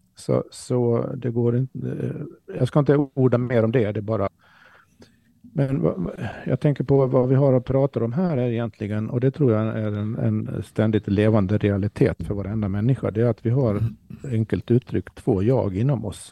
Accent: Sweden; för oss som svenskar

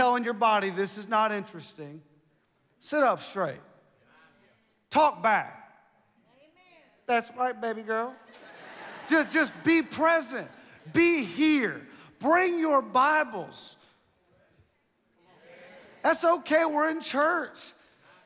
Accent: Ohio, United States; I'm from Ohio

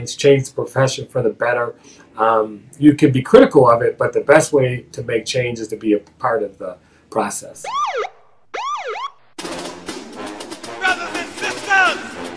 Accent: Racine, Wisconsin, United States; I was born and raised here in Racine

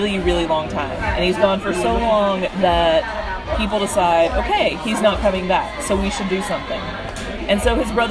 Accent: Southeast, United States; I grew up in the Southeast

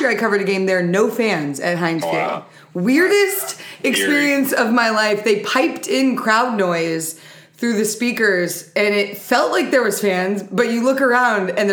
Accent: California, United States; we're from California

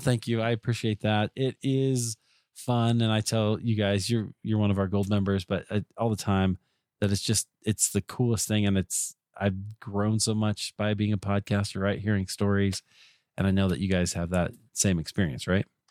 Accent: Iowa, United States; I grew up in Iowa

